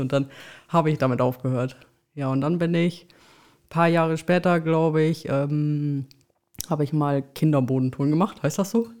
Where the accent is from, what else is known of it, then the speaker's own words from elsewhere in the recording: Belm, Lower Saxony, Germany; also born or lived in Osnabrück; aufgewachsen und geboren in Osnabrück, beziehungsweise aufgewachsen in Belm